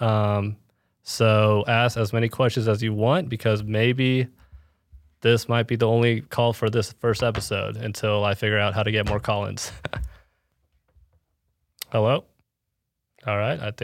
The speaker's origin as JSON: {"language": "English", "town": "Plano", "region": "Texas", "country": "United States", "moved": "yes", "lives_now": "Kansas City, United States", "said": "I'm from Plano, Texas. I'm a content creator in Kansas City"}